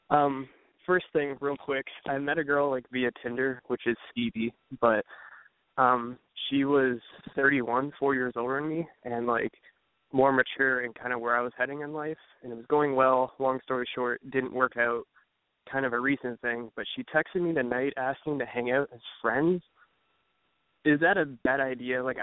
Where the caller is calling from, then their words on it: Cleveland, Ohio, United States; Cleveland, Ohio.